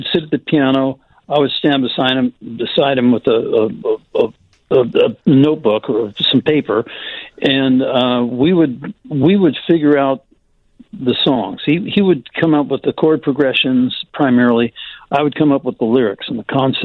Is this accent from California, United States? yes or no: yes; Southern California, United States; our high school experience growing up in Southern California